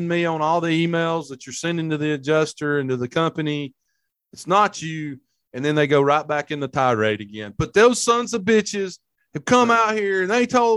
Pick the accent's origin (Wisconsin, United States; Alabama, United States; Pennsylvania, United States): Alabama, United States; Hamilton; Buddy of mine from my hometown, Hamilton, Alabama